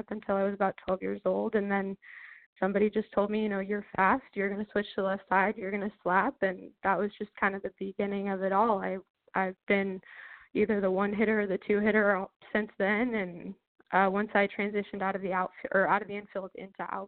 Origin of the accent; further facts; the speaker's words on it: Tacoma, Washington, United States; I'm from Tacoma, pretty close to Lacey, and I knew I wanted to stay close to home